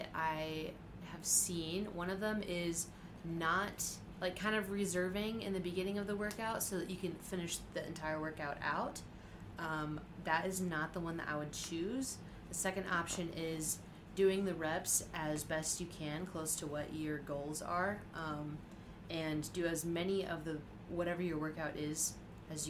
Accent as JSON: {"language": "English", "town": "Siloam Springs", "region": "Arkansas", "country": "United States", "said": "I'm from Silent Springs, Arkansas"}